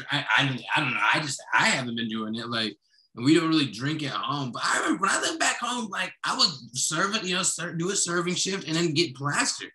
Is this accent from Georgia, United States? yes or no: no; Kenosha, Wisconsin, United States; also born or lived in Florida / Chicago; now in Milwaukee, United States; I was raised for the most part in Kenosha.